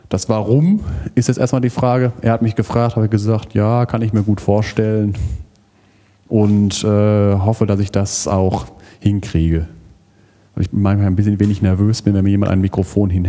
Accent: Kamp-Lintfort, North Rhine-Westphalia, Germany; born there; Ich sage dazu mal Nordrhein-Westfalen, geboren im Prinzip auch im Ruhrgebiet in Kamp-Lindfort über verschiedene Stationen dann, am Ende dann ZVS Kinderlandverschickung, bin ich nach Siegen gekommen

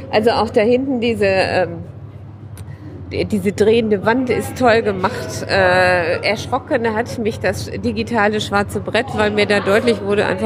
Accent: Dortmund, North Rhine-Westphalia, Germany; Wir kommen ja aus Dortmund. In Dortmund haben wir es verpasst.

